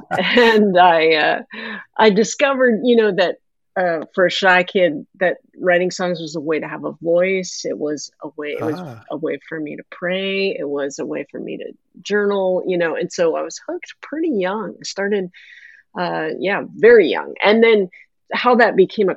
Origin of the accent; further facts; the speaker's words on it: Canada; I am a Canadian, grew up, I'm talking to you from just outside of Vancouver, Canada.